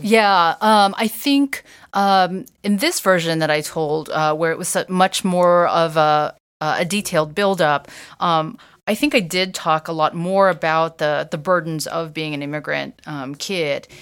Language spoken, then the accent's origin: English; United States; growing up in the States, but never owning a washer and dryer